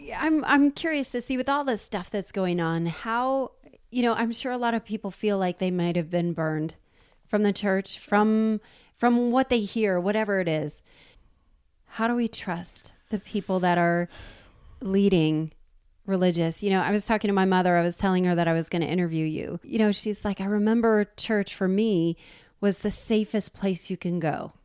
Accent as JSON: {"language": "English", "region": "New Jersey", "country": "United States", "said": "I'm from New Jersey."}